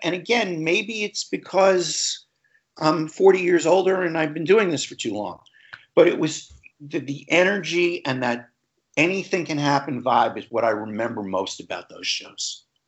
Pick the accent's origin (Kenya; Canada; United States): United States; Long Island, New York; where I grew up on Long Island